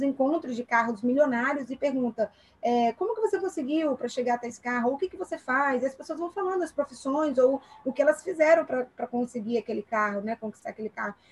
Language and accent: Portuguese; Aracruz, Espírito Santo, Brazil; moved away; eu sou natural de Aracruz, ah, de onde? É de Barra do Riacho